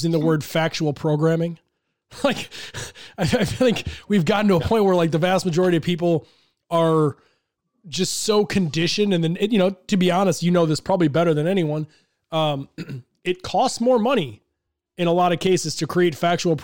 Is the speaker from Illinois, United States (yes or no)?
yes; Chicago, Illinois, United States; I'm from Chicago, live in Chicago. So, was there for the Jordan days.